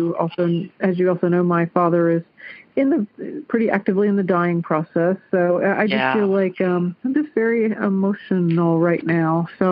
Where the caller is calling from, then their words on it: Clarksville, Ohio, United States; I'm calling from Clarksville, Ohio.